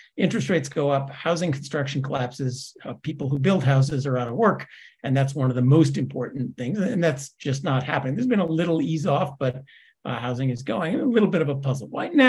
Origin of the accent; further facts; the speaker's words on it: Scotland, United Kingdom; I'm a Scot. We don't borrow money.